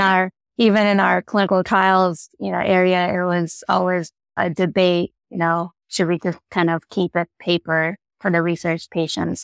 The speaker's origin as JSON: {"language": "English", "town": "Chicago", "region": "Illinois", "country": "United States", "moved": "as an adult", "said": "I'm originally from Chicago. So I relocated back to Chicago"}